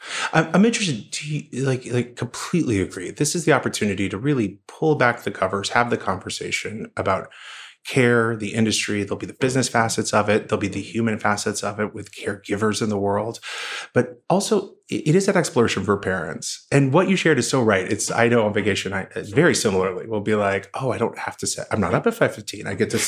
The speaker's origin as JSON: {"language": "English", "region": "Oklahoma", "country": "United States", "tie": "born or raised there", "said": "I grew up in Oklahoma. My mother's still there."}